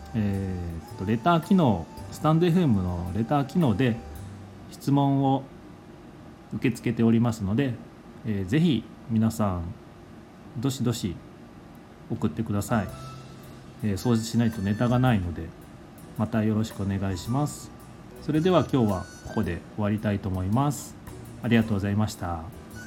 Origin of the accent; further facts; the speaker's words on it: Higashisonogi District, Nagasaki, Japan; moved away as an adult; also born or lived in Takehara, Hiroshima; 出身は長崎県の東園木郡っていう、えー、そんなに大きな町ではないところが、えー、出身にな